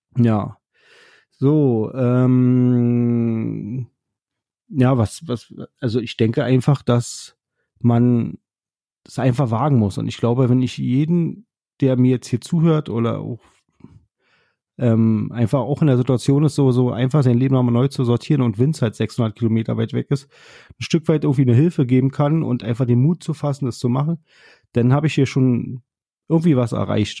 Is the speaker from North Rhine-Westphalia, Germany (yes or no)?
no; Berlin, Germany; ich komme ja nun aus Berlin und war halt gerade im Zug wieder zurück nach Berlin